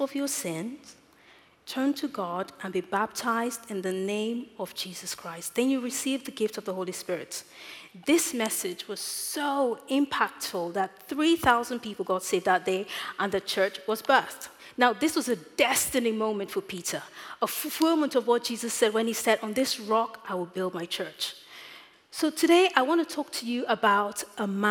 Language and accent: English; Nigeria; moved away; As a child growing up in Nigeria